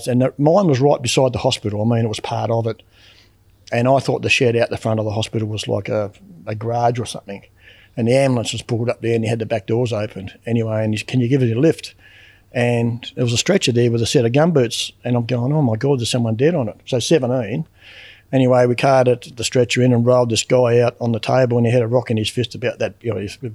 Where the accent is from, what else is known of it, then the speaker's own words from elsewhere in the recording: Rosebery, Tasmania, Australia; also born or lived in Queenstown; And we went to Rosebery when I was about 13. So basically I grew up in Rosebery in a mining town.